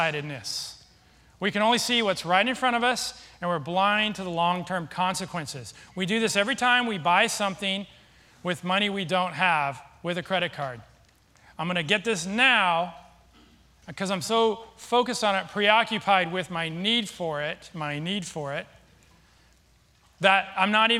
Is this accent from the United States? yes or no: yes; Seattle, Washington, United States; moved away; I'm from Seattle